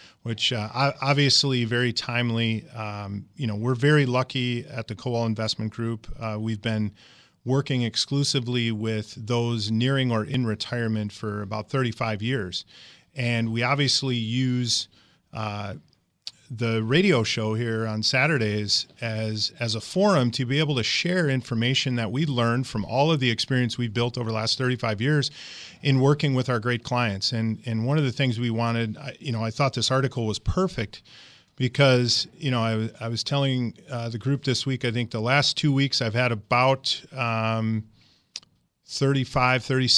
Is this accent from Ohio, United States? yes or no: no; Michigan, United States; moved away as an adult; now in Wisconsin, United States; I was born and raised in Michigan.